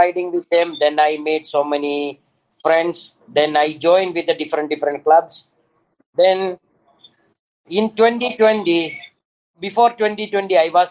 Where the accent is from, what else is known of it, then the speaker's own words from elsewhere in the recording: Dubai, United Arab Emirates; moved away as an adult; now in Philippines; I am from Dubai. I came here